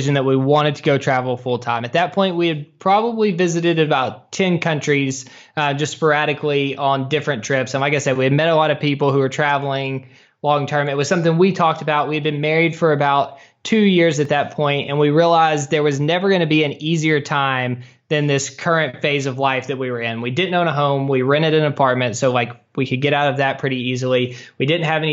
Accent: Hendersonville, Tennessee, United States; moved away; The suburbs, about 25 minutes northeast in a town called Hendersonville.

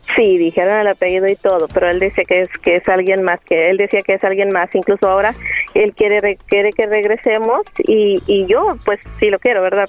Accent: Coahuila, Mexico; now in San Antonio, United States; Yo soy de Coahuila, pero vivo aquí en San Antonio, Texas

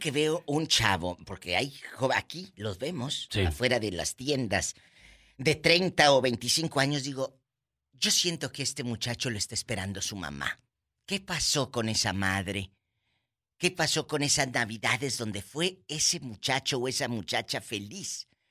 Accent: Matamoros, Tamaulipas, Mexico; Matamoros, Tamaulipa, mi tierra

